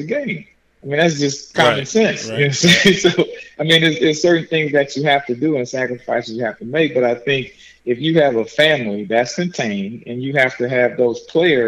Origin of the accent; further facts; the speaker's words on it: New Orleans, Louisiana, United States; moved away; I'm from New Orleans